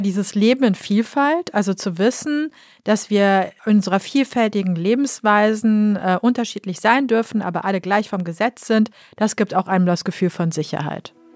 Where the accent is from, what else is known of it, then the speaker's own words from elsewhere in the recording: Düsseldorf, North Rhine-Westphalia, Germany; ich komme aus Düsseldorf